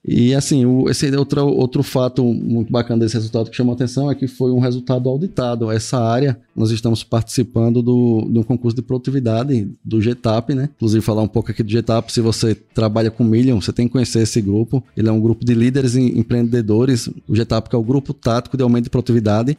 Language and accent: Portuguese; Paripiranga, Bahia, Brazil; eu sou aqui de Paripiranga, Bahia, Fui criado, né, nascido aqui nessa cidade